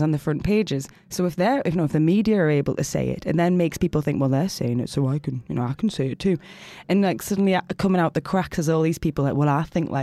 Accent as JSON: {"language": "English", "town": "South Shields", "region": "North East England", "country": "United Kingdom", "tie": "born or raised there", "said": "In the northeast. So place called South Shields."}